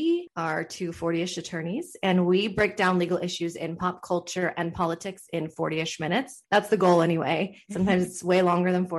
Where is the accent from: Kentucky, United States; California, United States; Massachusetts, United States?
California, United States; Orange County; also born or lived in Los Angeles; I'm born and raised in Orange County